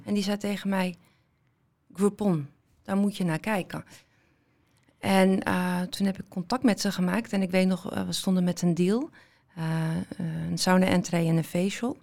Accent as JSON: {"language": "Dutch", "town": "Amsterdam", "region": "North Holland", "country": "Netherlands", "tie": "born or raised there", "said": "ik ben eh, geboren en getogen in Amsterdam eh, mhm. met eh, Marokkaanse roots"}